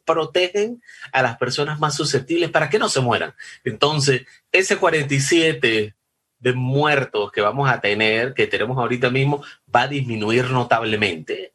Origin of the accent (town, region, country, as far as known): Panama